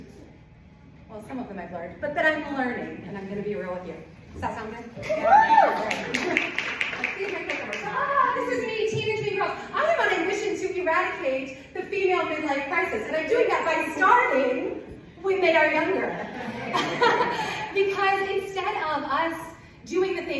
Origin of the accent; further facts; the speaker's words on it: Southern Illinois, United States; I'm from Southern Illinois